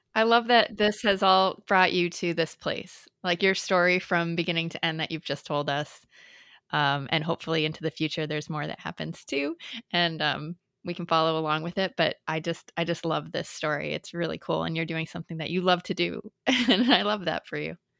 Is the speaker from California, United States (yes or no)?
no; Lowell, Massachusetts, United States; I grew up in Massachusetts